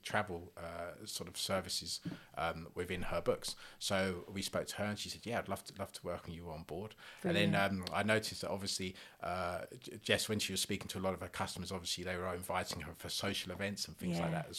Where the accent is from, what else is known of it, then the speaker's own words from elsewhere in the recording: London, United Kingdom; I was born in South London